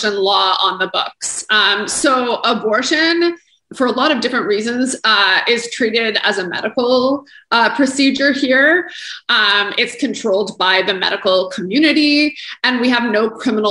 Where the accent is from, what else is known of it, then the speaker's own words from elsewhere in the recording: Canada; as Canadians, as a Canadian